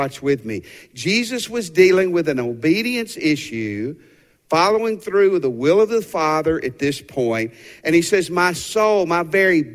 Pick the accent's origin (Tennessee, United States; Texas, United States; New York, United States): Tennessee, United States; growing up as a youth, as a young man in Tennessee.